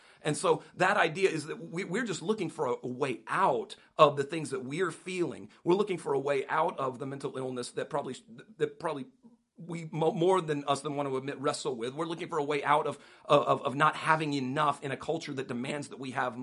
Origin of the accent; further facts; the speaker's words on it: United States; as an American